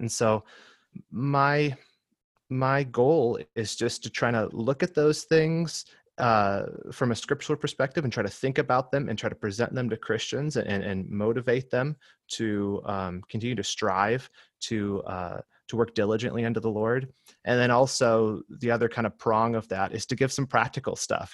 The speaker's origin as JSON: {"language": "English", "region": "Michigan", "country": "United States", "moved": "as an adult", "lives_now": "Southern California, United States", "said": "I'm from Michigan originally, uh, but my wife and I moved out here to Southern California to attend seminary about six or seven years ago"}